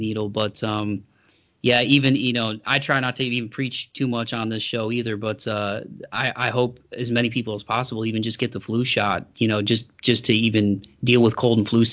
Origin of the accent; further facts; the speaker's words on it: Toledo, Ohio, United States; my hometown, some of the venues like Frankie's Inner City in Toledo